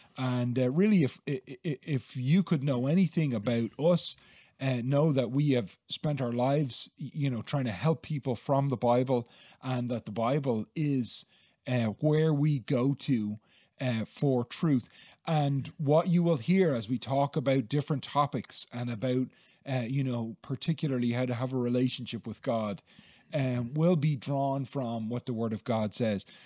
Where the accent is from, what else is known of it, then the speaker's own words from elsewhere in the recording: Dublin, Leinster, Ireland; now in Gorey, Ireland; I grew up in Dublin, and I, I live now in Gorey County, Wexford